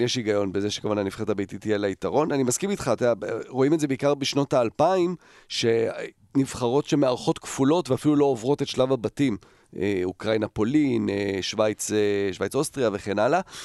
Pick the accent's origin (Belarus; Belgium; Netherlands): Netherlands; now in Israel; גרנו בהולנד, גדלתי בהולנד